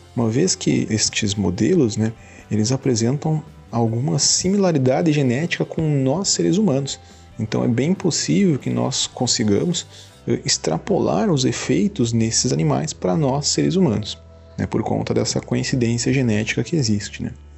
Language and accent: Portuguese; Santa Maria, Rio Grande do Sul, Brazil; moved away as an adult; now in Santo Ângelo, Brazil; Sou natural de Santa Maria